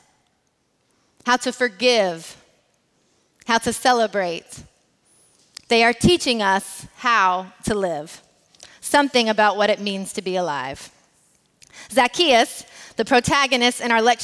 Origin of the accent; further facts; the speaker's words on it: United States; As an American who is also raced as white